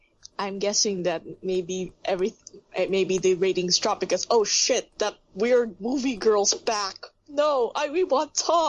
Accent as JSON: {"language": "English", "country": "Philippines", "said": "I'm actually from the Philippines"}